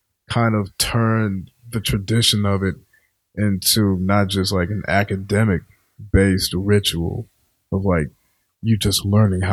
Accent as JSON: {"language": "English", "town": "Richmond", "region": "Virginia", "country": "United States", "moved": "yes", "lives_now": "Boston, United States", "said": "I'm from Richmond, Virginia."}